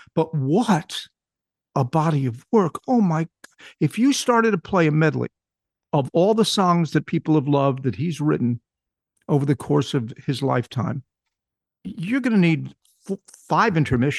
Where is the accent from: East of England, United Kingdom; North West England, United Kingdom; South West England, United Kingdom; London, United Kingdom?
North West England, United Kingdom; born there; I was born much to my surprise, just outside Manchester, England